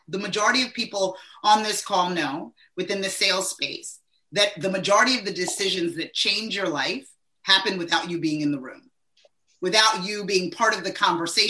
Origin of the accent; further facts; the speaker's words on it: East Coast, United States; now in Southern New Jersey, United States; I'm from the East Coast.